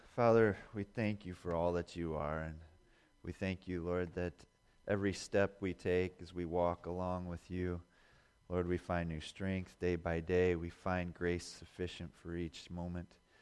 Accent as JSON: {"language": "English", "region": "Indiana", "country": "United States", "tie": "born or raised there", "also_born_or_lived": "Bozeman, Montana", "said": "I grew up in Indiana"}